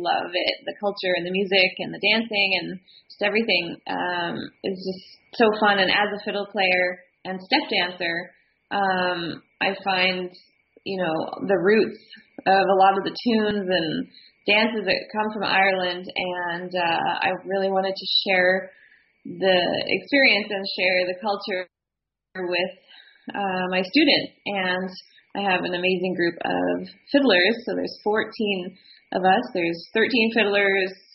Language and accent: English; Canada; being Canadian